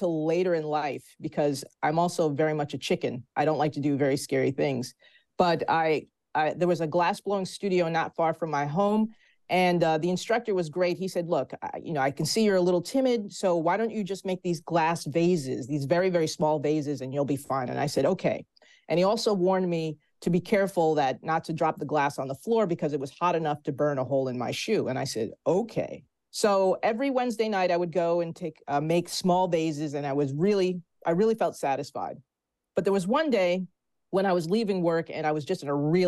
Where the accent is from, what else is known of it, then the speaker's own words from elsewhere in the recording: New Jersey, United States; my home state of New Jersey